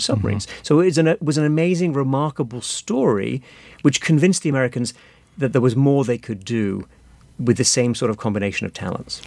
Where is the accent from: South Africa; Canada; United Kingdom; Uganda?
United Kingdom; Sheffield, Yorkshire and the Humber; moved away as an adult; now in United States; I'm from the north of England, from, from Sheffield